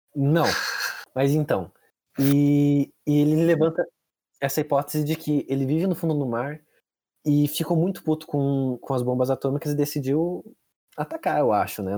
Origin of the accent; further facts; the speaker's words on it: Brazil; a gente é brasileiro